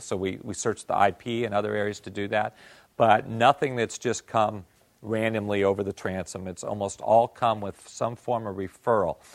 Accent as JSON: {"language": "English", "country": "Japan", "second_language": "English", "moved": "yes", "said": "I came from Japan"}